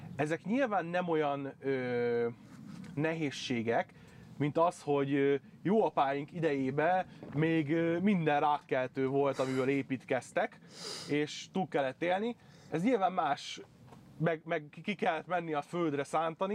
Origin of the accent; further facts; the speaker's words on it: Budaörs, Pest, Hungary; moved away; én budaörsi vagyok, Igen. onnan származom